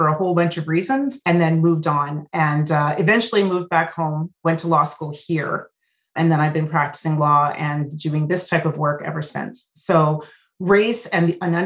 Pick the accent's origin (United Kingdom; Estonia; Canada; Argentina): Canada; Winnipeg, Manitoba; also born or lived in Saint-Pierre-Jolys, Manitoba / Ohio, United States; I'm a Winnipegger, Manitoban born and raised. I was actually raised in a small French Canadian village, the village of my mother's people, Saint-Pierre-Joly, which is south of Winnipeg, about half an hour south of the perimeter. I was raised there till I was 11.